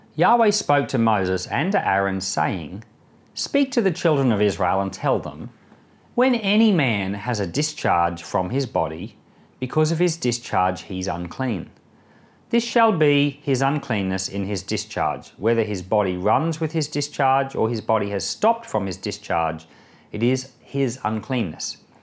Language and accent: English; Australia; I'm an Australian citizen, but my wife's an American citizen